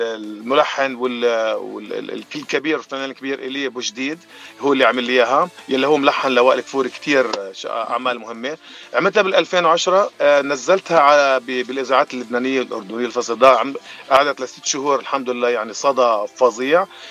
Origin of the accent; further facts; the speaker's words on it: Jordan; moved away as an adult; now in Los Angeles, United States; أنا من الأردن حبيبي باتشي وصار لي بأمريكا من ال 2020